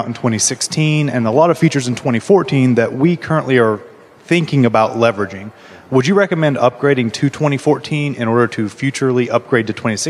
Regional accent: Knoxville, Tennessee, United States; I'm from Knoxville, Tennessee.

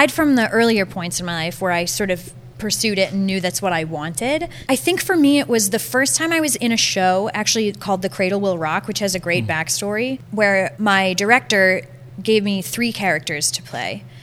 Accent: Andover, Massachusetts, United States; Because I'm from Andover.

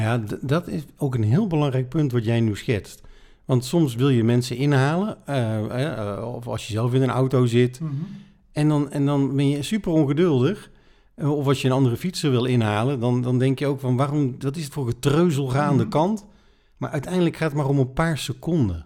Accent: Netherlands; wij kunnen allemaal als Nederlanders eh, fietsen

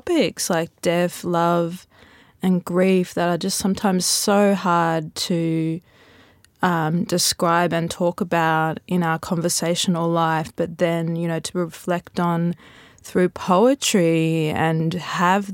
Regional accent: Queensland, Australia; being a Queenslander

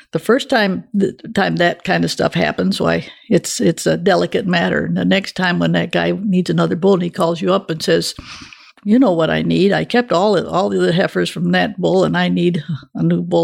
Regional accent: Michigan, United States; moved away as an adult; I was raised in Michigan.

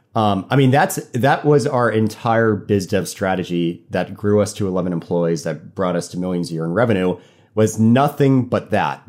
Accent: Fort Lauderdale, Florida, United States; also born or lived in Annapolis, Maryland; now in Norfolk, United States; I went to college in Annapolis, and I'm from Fort Lauderdale, so kind of boating's in my blood.

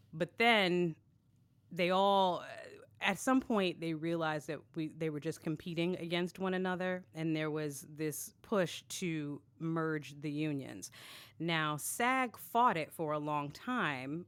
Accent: New York City, New York, United States; I am actually from Brooklyn, born and raised

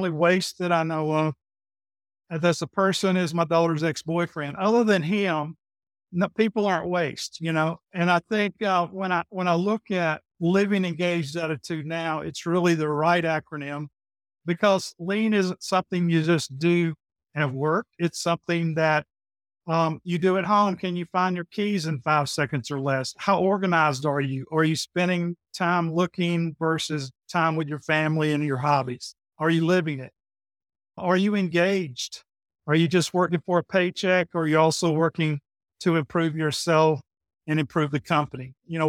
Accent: Griffin, Georgia, United States; accent: Southern; now in Peachtree City, United States; As you can tell, I have the Southern accent. So I came from Griffin, Georgia. I live here in Peachtree City, Georgia. I've always lived in Georgia

